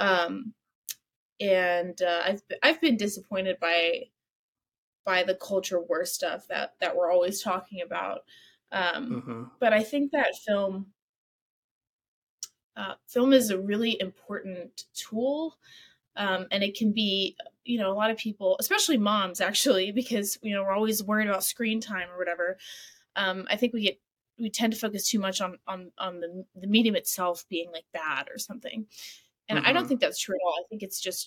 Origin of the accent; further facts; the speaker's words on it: the South, United States; I'm a Southerner.